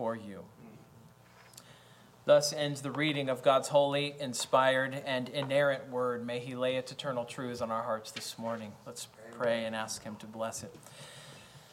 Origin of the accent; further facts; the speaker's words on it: United States; I am an American.